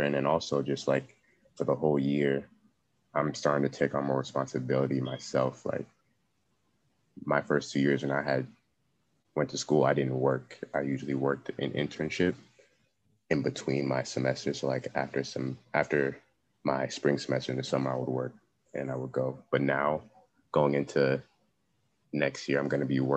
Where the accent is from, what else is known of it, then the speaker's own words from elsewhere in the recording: Cameroon; moved away; I hail from Cameroon